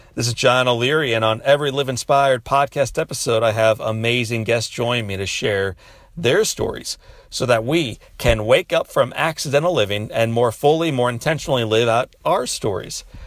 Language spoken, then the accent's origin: English; Midwest, United States; As a child growing up in the Midwest